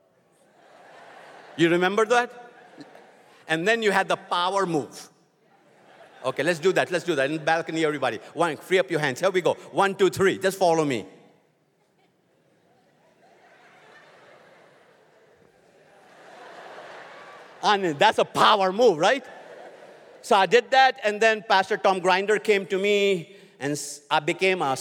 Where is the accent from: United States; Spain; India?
India; moved away as an adult; I'm from India.